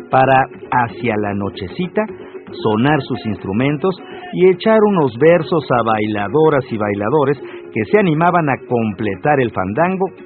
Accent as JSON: {"language": "Spanish", "country": "Mexico"}